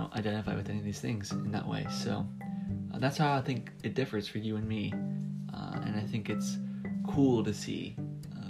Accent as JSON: {"language": "English", "country": "United States", "said": "I'm an American"}